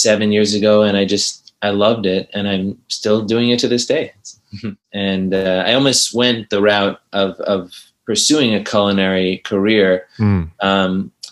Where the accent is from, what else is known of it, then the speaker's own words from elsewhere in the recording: New York City, New York, United States; I grew up in New York City.